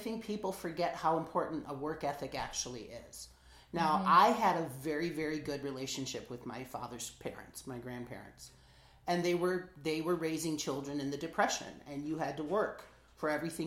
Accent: Michigan, United States; we're both from Michigan

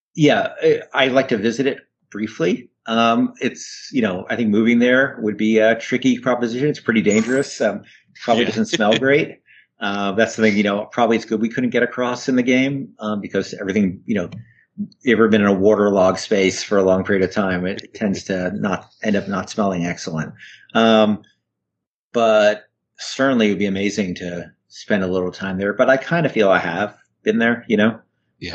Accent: northern New Jersey, United States; also born or lived in New York City, United States; I was born in New York, and I grew up in northern New Jersey, which is not very far from New York.

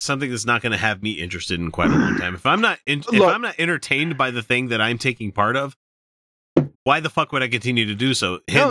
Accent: the Bible Belt, United States; I grew up in the Bible Belt.

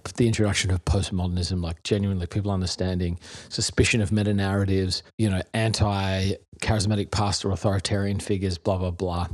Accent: Adelaide, South Australia, Australia; moved away as an adult; also born or lived in Melbourne / Perth; now in New York, United States; I was two, lived in Perth from two to ten, then Adelaide from ten to twenty

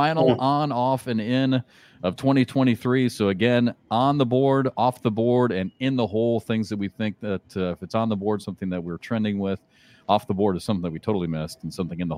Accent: Midwest, United States

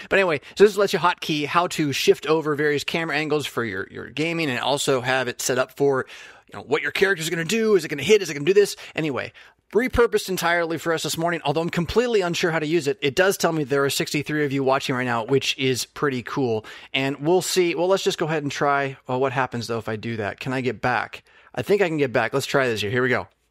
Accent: United States; as a United States citizen

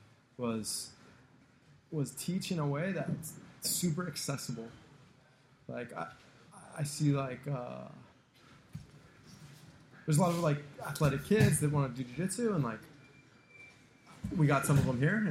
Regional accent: San Diego, California, United States; moved away as an adult; also born or lived in New Jersey / Hoboken, New Jersey; I grew up in San Diego. I went to high school in San Diego.

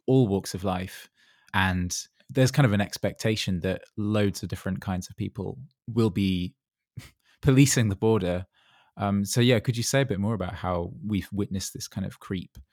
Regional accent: Dorset, South West England, United Kingdom; I grew up in Dorset

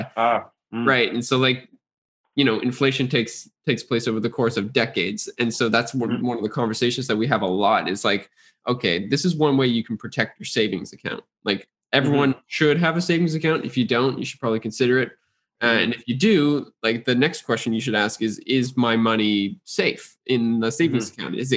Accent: Canada; I'm a Canadian

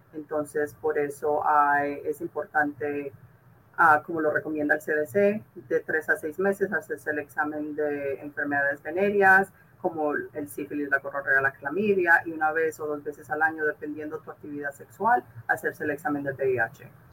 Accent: California, United States; moved away as an adult; yo soy de California

